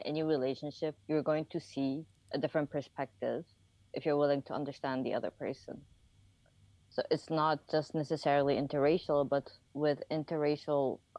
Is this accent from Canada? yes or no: no; Dubai, United Arab Emirates; also born or lived in Japan; we grew up in Dubai. Before that, we used to live in Japan